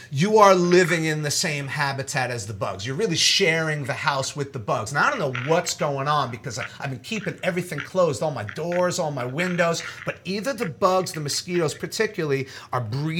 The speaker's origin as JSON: {"language": "English", "town": "New York City", "region": "New York", "country": "United States", "moved": "as an adult", "lives_now": "New Orleans, United States", "said": "I'm from New York originally"}